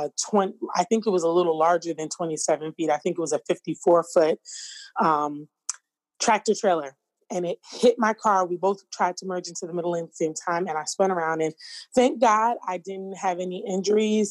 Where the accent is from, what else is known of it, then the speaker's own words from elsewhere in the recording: New York, United States; now in Philadelphia, United States; I am born and raised in New York, currently residing outside of Philadelphia.